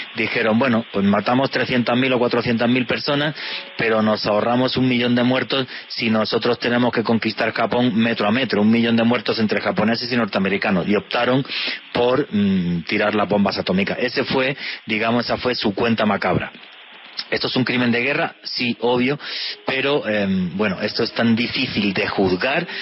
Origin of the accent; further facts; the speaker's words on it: Spain; yo soy español